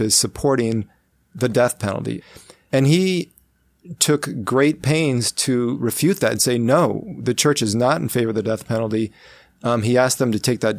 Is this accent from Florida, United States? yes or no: no; Omaha, Nebraska, United States; my hometown, Omaha